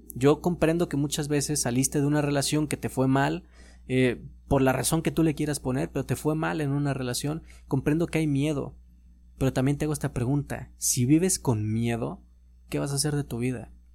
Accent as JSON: {"language": "Spanish", "country": "Mexico", "said": "como mexicanos"}